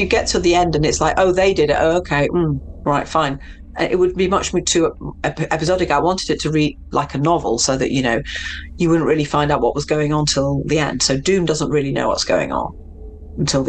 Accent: Manchester, North West England, United Kingdom; also born or lived in Mexico; I grew up in Manchester

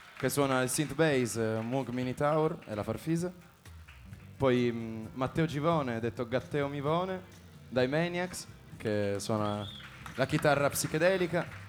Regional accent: Turin, Piedmont, Italy; Noi veniamo tutti da Torino, quindi pianura padana sconfinata

